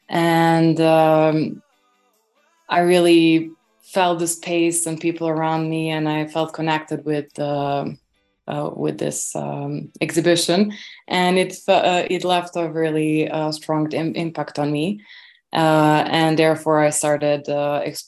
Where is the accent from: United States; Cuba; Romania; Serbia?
Serbia; Belgrade; moved away as an adult; also born or lived in Warsaw; I was born and raised in Belgrade, Serbia